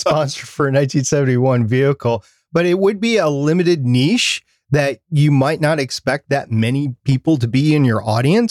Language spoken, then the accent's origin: English; Minnesota, United States; I'm from Minnesota